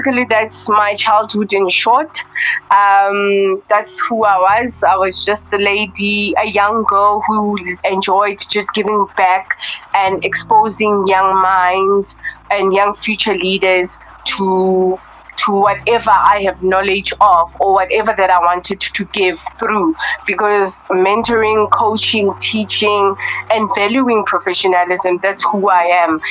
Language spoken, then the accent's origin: English; Soweto, Gauteng, South Africa; also born or lived in Meyerton, Gauteng; I was born and raised in Soweto